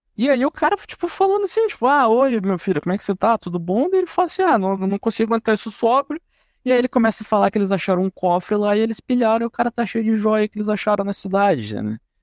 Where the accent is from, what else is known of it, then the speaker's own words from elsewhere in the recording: Brazil; como brasileirinho médio aqui